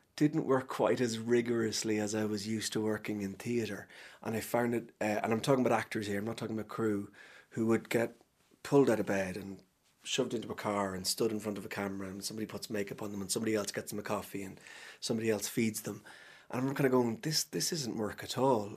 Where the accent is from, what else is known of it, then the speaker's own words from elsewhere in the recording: Cavan, Ulster, Ireland; moved away; people who I grew up with in Cavan